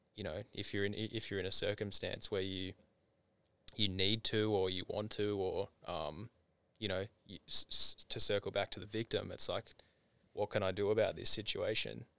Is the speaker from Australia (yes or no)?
yes; Tasmania, Australia; moved away; growing up in Tassie